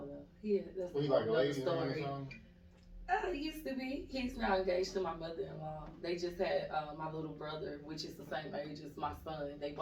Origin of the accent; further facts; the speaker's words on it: Atlanta, Georgia, United States; I was born and raised here in Atlanta, Georgia. I'm a Grady baby.